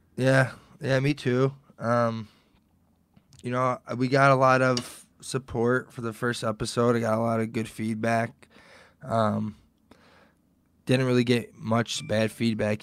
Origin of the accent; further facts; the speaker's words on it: Detroit, Michigan, United States; We're both from Detroit